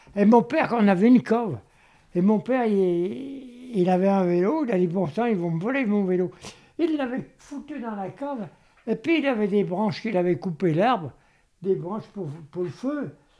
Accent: Vienne, Auvergne-Rhône-Alpes, France; Je suis né à Vienne

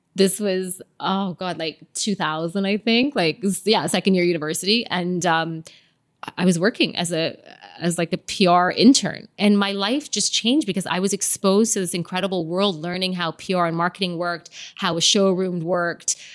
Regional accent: Canada; moved away as an adult; also born or lived in London, United Kingdom; now in Dubai, United Arab Emirates; growing up in Canada because it was such a multicultural environment.

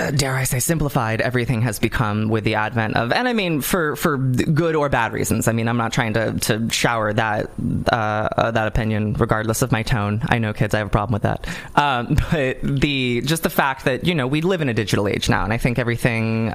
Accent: California, United States; I didn't grow up in a funky part of California. I did grow up in a very lovely part

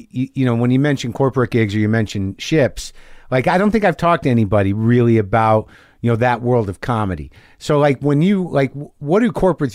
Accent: Albuquerque, New Mexico, United States; moved away; Yeah, I grew up in Albuquerque.

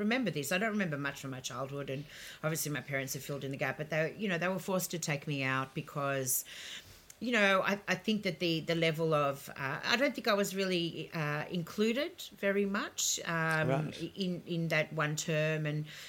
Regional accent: Melbourne, Victoria, Australia; also born or lived in Ukraine; I grew up on Westbury Street, in St Kilda

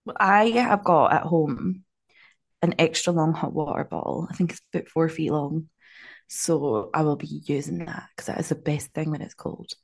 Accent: Scotland, United Kingdom; now in Auckland, New Zealand; I'm so Scottish

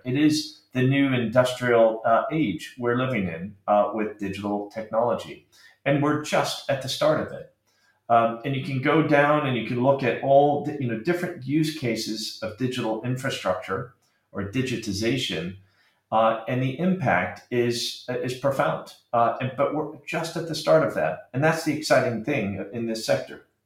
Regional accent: Arizona, United States; moved away as an adult; also born or lived in Britain; now in United Kingdom; I uh, grew up in Arizona.

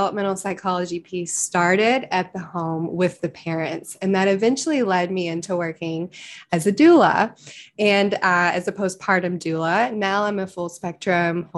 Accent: Lexington, Kentucky, United States; growing up in Lexington, Kentucky, it's very the bluegrass region, the horse capital of the world, southern raised

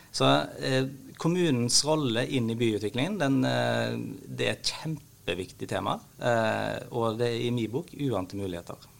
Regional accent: Haugesund, Rogaland, Norway; jeg er en haugesunder

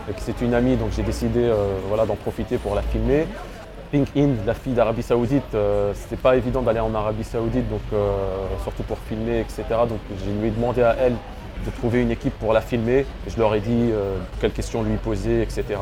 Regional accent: Lebanon; Donc, le Liban, en tant que Libanais, c'était plus facile pour moi.

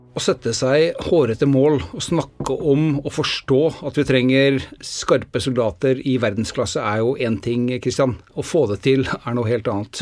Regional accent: Norway; Det er jo ikke det at vi er født i Norge

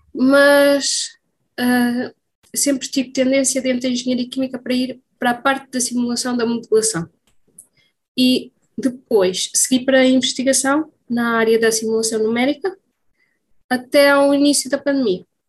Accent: Coimbra, Centro, Portugal; Então, eu sou natural de Coimbra, estou a viver eh, nos arredores de Coimbra

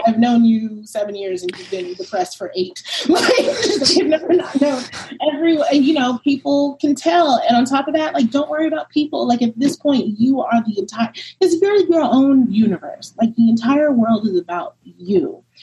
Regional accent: New York City, New York, United States; also born or lived in Brooklyn; I'm from Brooklyn originally, grew up in Harlem

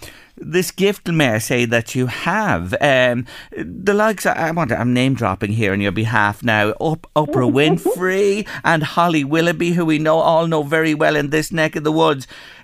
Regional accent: Ireland; in Ireland, we've a great tradition of reading the tea leaves as well.

